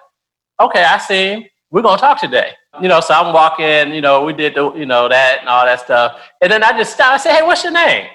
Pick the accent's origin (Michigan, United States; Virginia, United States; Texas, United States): Michigan, United States; Detroit; moved away as an adult; also born or lived in North Carolina; now in Nashville, United States; I grew up in Detroit, Michigan, went to school in North Carolina.